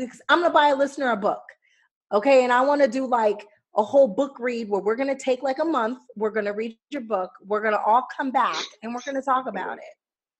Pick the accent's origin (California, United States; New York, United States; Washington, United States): California, United States; Los Angeles; I grew up in the Valley.